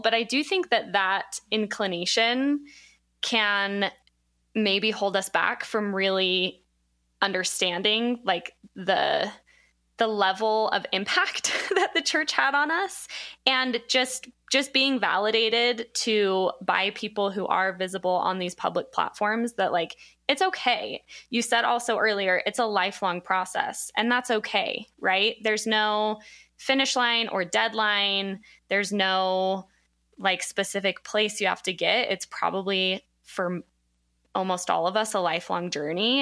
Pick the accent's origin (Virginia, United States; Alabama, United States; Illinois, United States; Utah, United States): Utah, United States; Provo; I'm from Provo